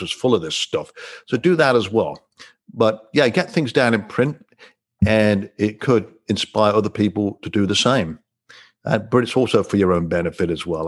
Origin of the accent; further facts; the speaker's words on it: Coventry, West Midlands, United Kingdom; I'm from England, as you know, born and raised in Coventry